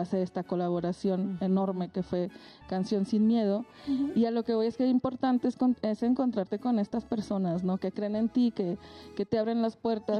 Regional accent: Francisco I. Madero, Coahuila, Mexico; now in Mexico City, Mexico; yo vengo de Coahuila, de un lugar que se llama Francisco y Madero, que para ubicarnos en el mapa está cerquita de Torreón

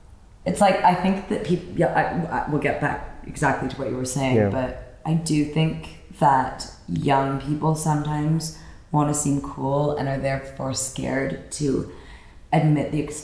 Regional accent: Toronto, Ontario, Canada; No, I'm from downtown Toronto.

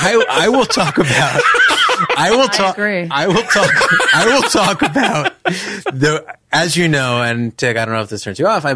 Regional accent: Mississippi, United States; Oh, we're from Mississippi

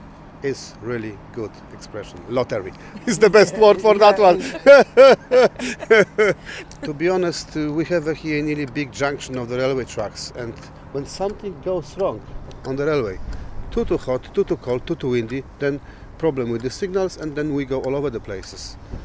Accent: Poland; English is a second language; moved away as an adult; now in Ely, United Kingdom; I'm from Poland.

